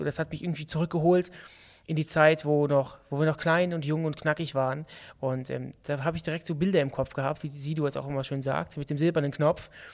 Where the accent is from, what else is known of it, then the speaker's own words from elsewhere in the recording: Düsseldorf, North Rhine-Westphalia, Germany; bei uns in Düsseldorf